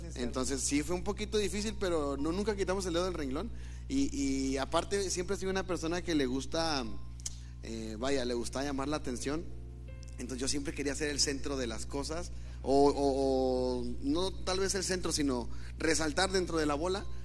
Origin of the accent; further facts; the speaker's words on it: Hidalgo, Nuevo León, Mexico; also born or lived in Monterrey, Nuevo León; Según mi acta, nací en Monterrey, pero me fui a vivir a Hidalgo.